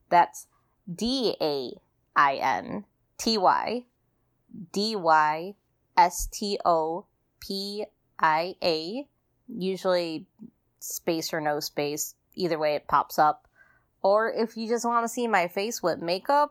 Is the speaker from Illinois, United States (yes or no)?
yes; Chicago, Illinois, United States; I am from Chicago